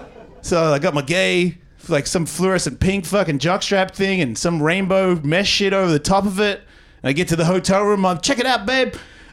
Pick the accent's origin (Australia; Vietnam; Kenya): Australia; But I'm Australian, so I don't really count myself as white.